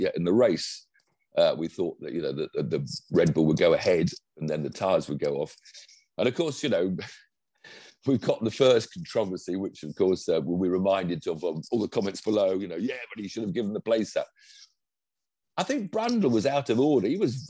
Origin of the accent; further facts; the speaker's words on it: United Kingdom; Partly because I'm British, I think